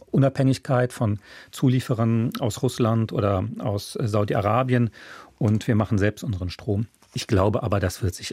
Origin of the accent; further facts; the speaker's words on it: France; German is a second language; und äh, als Franzose, aber ist, in Frankreich ist ja die Verfassung nicht so wichtig, da dachte ich, Moment mal, das verstößt komplett gegen die Höflichkeitsgebote.